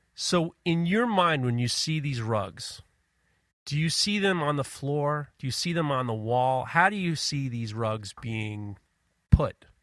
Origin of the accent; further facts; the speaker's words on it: New York City, New York, United States; also born or lived in Ohio; I grew up in Manhattan